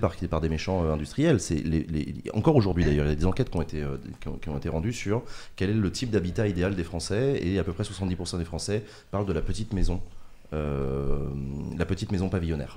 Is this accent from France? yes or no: yes; Paris, Île-de-France, France; je suis parisien